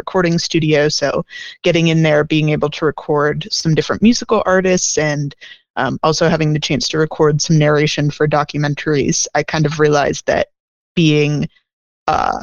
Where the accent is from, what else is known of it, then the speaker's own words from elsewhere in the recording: Pennsylvania, United States; moved away as an adult; also born or lived in Washington, D.C.; now in Chicago, United States; I was like raised in kind of middle of nowhere, Pennsylvania